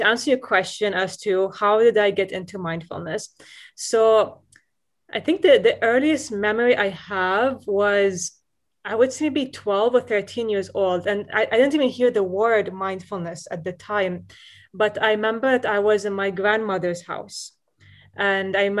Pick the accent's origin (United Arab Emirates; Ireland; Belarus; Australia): United Arab Emirates; Dubai; moved away as an adult; also born or lived in Boston; growing up in Dubai, so, you know, we're exposed to different kinds of media